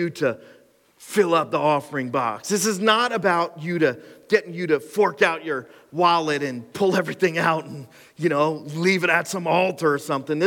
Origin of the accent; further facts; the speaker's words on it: Cressona, Pennsylvania, United States; I grew up in Cresona